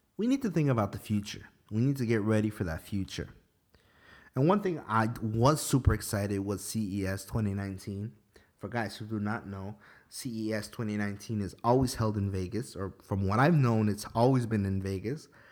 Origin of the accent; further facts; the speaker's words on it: Ecuador; I'm Ecuadorian.